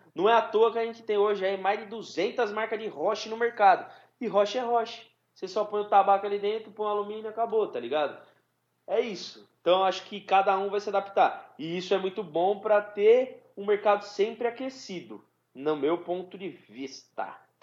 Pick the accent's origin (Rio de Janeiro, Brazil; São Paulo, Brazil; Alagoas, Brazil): São Paulo, Brazil; a gente é de São Paulo